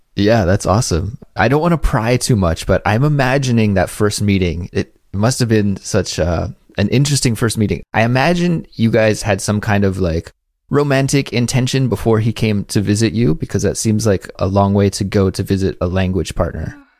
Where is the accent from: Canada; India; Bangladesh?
Canada; now in Korea; as a Canadian, I had to take second language classes as well